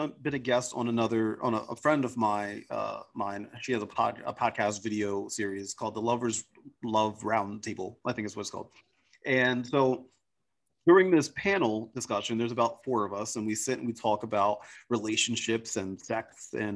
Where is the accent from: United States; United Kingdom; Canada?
United States; I'm from the United States of America